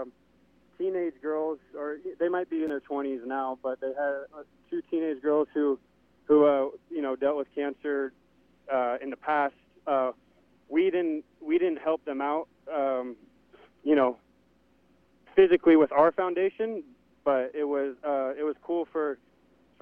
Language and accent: English; Upland, California, United States; my hometown, Upland here.